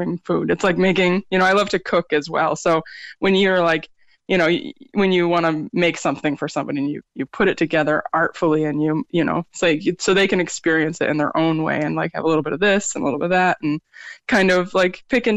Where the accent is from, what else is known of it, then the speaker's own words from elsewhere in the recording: Middlebury, Vermont, United States; also born or lived in upstate New York; now in Cork, Ireland; I'm originally from upstate New York, but I grew up in Vermont. And that's like, it was like small town, Middlebury, Vermont